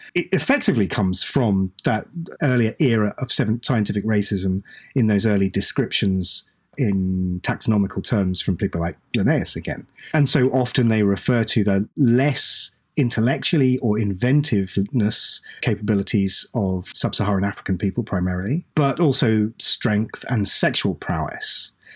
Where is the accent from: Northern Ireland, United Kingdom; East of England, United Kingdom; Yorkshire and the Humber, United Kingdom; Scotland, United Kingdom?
East of England, United Kingdom; East Anglia; I'm, I'm British. I was born in East Anglia.